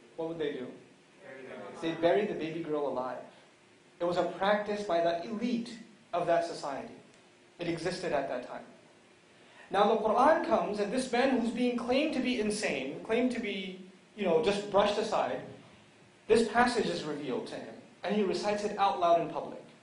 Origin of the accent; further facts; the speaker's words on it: New York City, New York, United States; moved away; I come from New York City originally